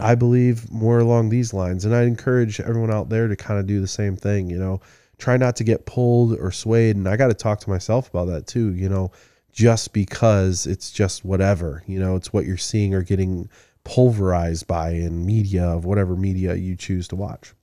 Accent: Midland, Michigan, United States; I'm from Midland, you know, originally

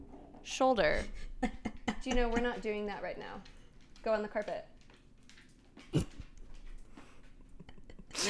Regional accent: Fort Worth, Texas, United States; moved away as an adult; now in Denver, United States; growing up in Texas, and it is so nostalgic for me. I don't get very nostalgic for Texas. I live in Denver and I love it here, and I don't always miss Texas, but I do miss my childhood in Texas.

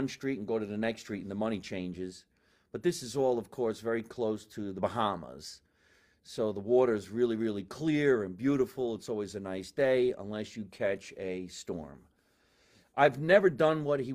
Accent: Scotch Plains, New Jersey, United States; I went to Evergreen, but I was born in Jersey City.

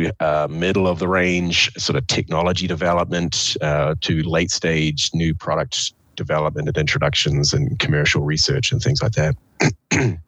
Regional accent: New Zealand; moved away as an adult; also born or lived in Amsterdam, Netherlands / Germany; now in Laramie, United States; I was born and raised in New Zealand and spent my my youth there, grew up on a beach in a small rural setting in one of the poorest parts of the country

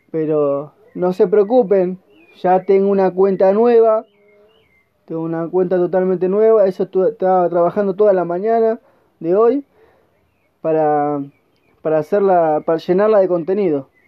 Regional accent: Argentina; como te repito, soy argentino y estoy vendiendo a todo el mundo, solo con mi celular.

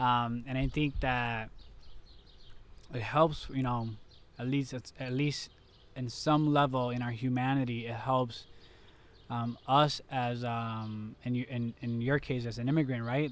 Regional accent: Puerto Rico; I'm from Puerto Rico

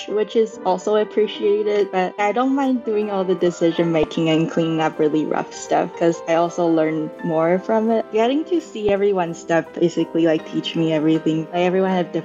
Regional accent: Taiwan; now in Glendale, United States; I am from Taiwan

